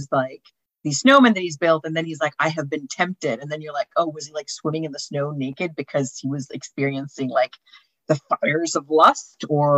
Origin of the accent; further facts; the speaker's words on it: Finland; I'm from Finland